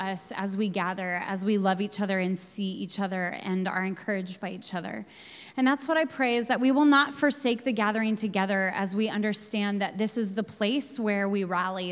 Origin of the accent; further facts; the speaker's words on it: the Northwest, Pacific Northwest, United States; also born or lived in Sydney, Australia; now in New York, United States; I'm from the Northwest